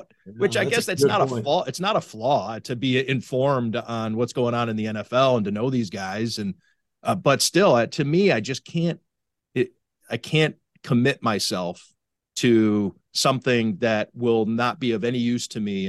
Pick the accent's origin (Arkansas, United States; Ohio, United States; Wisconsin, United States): Ohio, United States; Cleveland; now in Buffalo, United States; I grew up in Cleveland